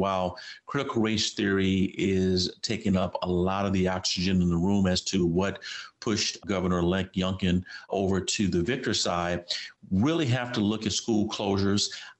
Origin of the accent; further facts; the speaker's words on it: Virginia, United States; voters in Virginia, my home state